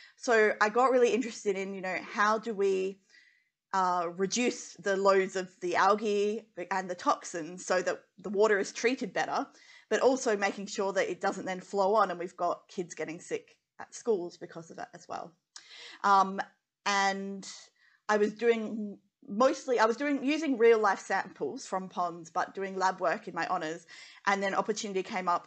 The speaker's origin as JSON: {"language": "English", "region": "Western Australia", "country": "Australia", "tie": "born or raised there", "said": "growing up in Western Australia, and my dad's like oil and gas"}